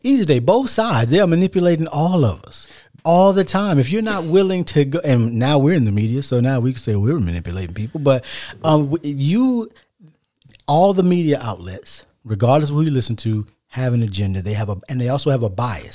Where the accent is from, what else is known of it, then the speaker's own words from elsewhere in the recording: United States; we're African American